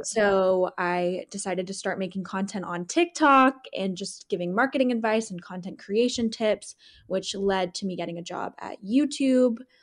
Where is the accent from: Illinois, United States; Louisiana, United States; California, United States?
California, United States; Southern; moved away as an adult; also born or lived in Chicago / Seattle; I'm born and raised in Southern California